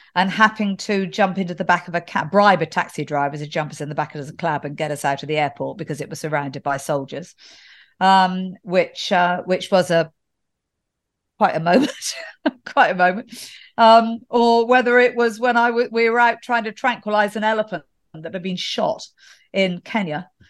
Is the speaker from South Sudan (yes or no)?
no; England, United Kingdom; being English